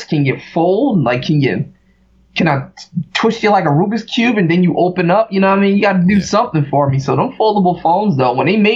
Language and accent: English; Philadelphia, Pennsylvania, United States; like I'm from Philly, man.